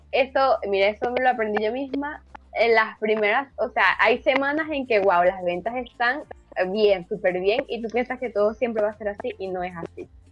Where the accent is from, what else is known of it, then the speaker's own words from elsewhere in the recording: Acarigua, Portuguesa, Venezuela; now in Chile; en Venezuela y en Acarigua, que es de donde yo soy, de Estado Portuguesa